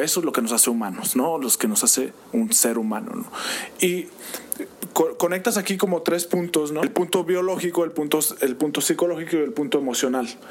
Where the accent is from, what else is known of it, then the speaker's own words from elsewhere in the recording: Mexico; tenemos como mexicanos